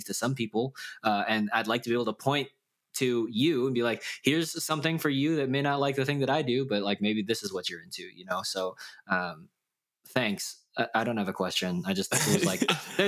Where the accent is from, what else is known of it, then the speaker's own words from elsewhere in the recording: United States; we are Korean American